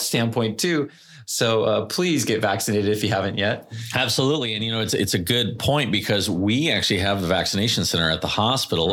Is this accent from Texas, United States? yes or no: no; California, United States; I'm very Californian. I grew up in a surfing family.